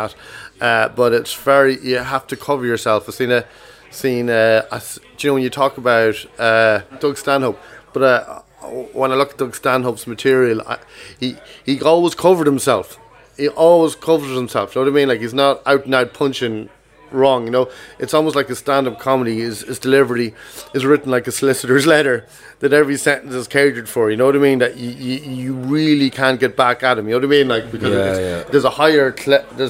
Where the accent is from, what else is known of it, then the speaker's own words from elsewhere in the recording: Kells, Leinster, Ireland; I grew up in Kells County Meath